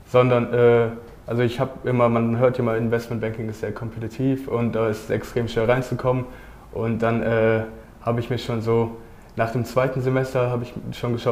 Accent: Cologne, North Rhine-Westphalia, Germany; ich komme aus Köln, ich, hab da, ich, hab da, ich bin da zur Schule gegangen.

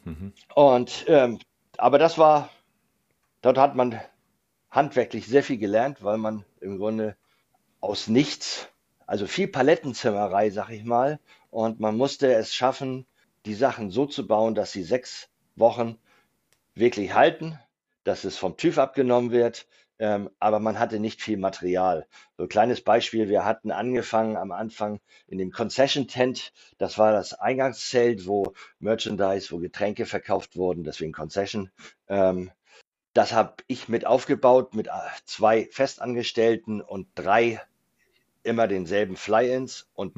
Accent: Kiel, Schleswig-Holstein, Germany; also born or lived in near the Danish border, Schleswig-Holstein; ich bin in Kiel aufgewachsen ähm, oder in Kiel geboren, auch die ersten Jahre in Kiel aufgewachsen

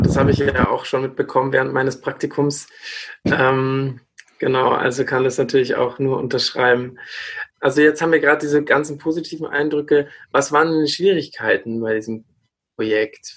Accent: countryside near Regensburg, Bavaria, Germany; accent: Lower Bavarian; moved away; also born or lived in Siegen; ich bin ja aus Regensburg und äh, in der Stadt selber redet man nicht so bayerisch, aber ich bin am Land aufgewachsen.

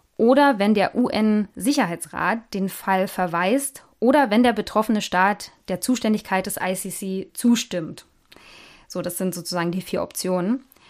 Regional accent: Germany; bei uns in Deutschland

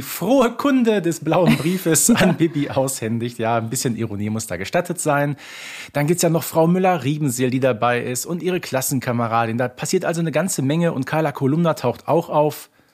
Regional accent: Ruhr area, North Rhine-Westphalia, Germany; die ich als Kind des Ruhrgebietes überhaupt nicht kannte damals

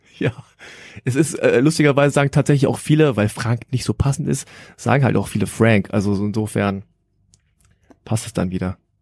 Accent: Hanover, Lower Saxony, Germany; ich bin froh, dass ich in Deutschland aufgewachsen bin

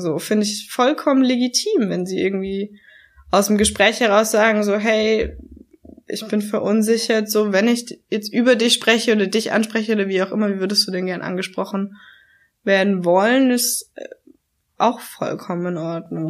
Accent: Swabia, Baden-Württemberg, Germany; accent: leicht schwäbisch; Ich bin hier geboren worden, ich bin hier aufgewachsen. So, ja. wenn ich nach Hause komme, kriege ich meinen leicht schwäbischen Akzent

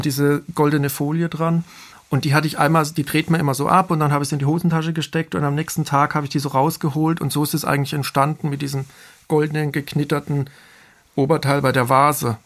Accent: Bad Mergentheim, Baden-Württemberg, Germany; moved away as an adult; also born or lived in Offenbach; aus meiner Region, aus, wo ich herkomme, aus dem Taubertal

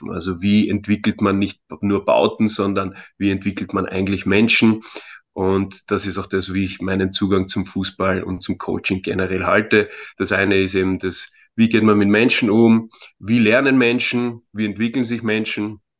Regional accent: Vienna, Austria; born there; ich bin in Wien geboren, äh, komme ursprünglich aus einem Balkanstaat, aus Mazedonien.

